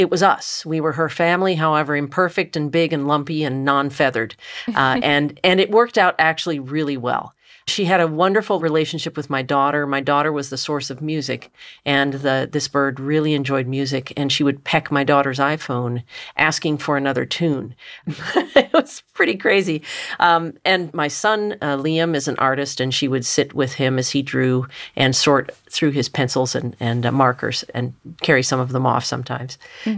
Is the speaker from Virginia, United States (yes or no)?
yes; Richmond, Virginia, United States; I grew up in Richmond, Virginia, and my next-door neighbor had 17 free-roaming cats.